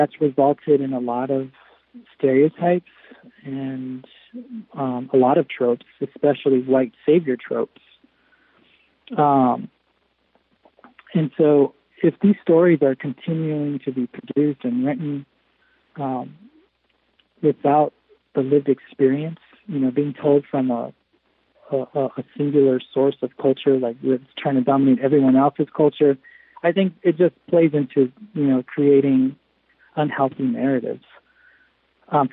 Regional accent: Los Angeles, California, United States; I grew up in LA, and I was a professional actor for over 15 years.

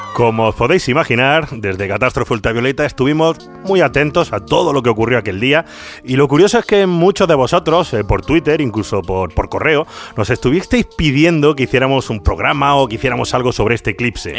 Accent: Madrid, Community of Madrid, Spain; yo soy de Madrid

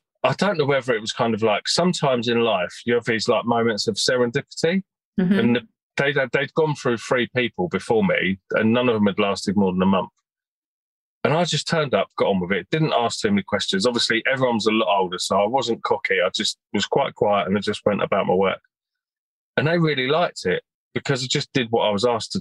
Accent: Birmingham, West Midlands, United Kingdom; now in north of London, United Kingdom; I was born in Birmingham back in the mid-70s, lived there, was quite happy as a child

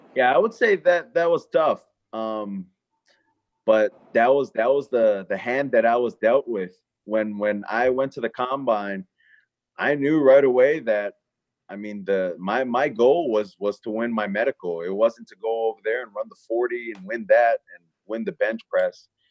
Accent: Hawaii, United States; moved away; I'm from Hawaii. I'm kid from an island

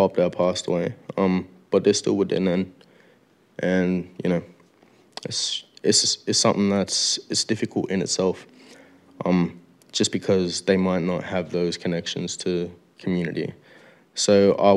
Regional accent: Melbourne, Victoria, Australia; also born or lived in Moree, New South Wales; growing up in Heidelberg and coming from Moree.

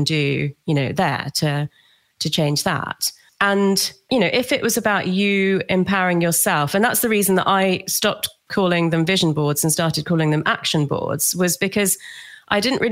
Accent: London, United Kingdom; also born or lived in Australia; I grew up in London

